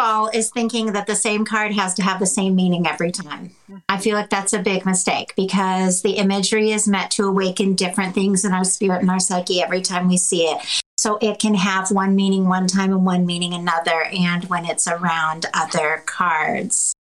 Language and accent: English; Canada; I'm French Canadian.